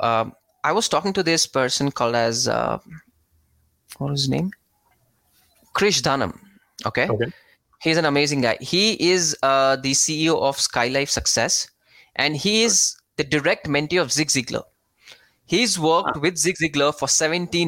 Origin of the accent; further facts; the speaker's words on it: India; I'm from India. I stay in India.